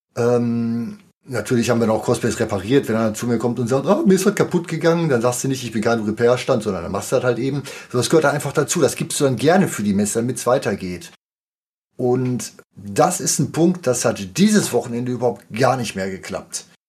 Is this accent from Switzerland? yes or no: no; near Dortmund, North Rhine-Westphalia, Germany; ich komme auch aus der Nähe von Dortmund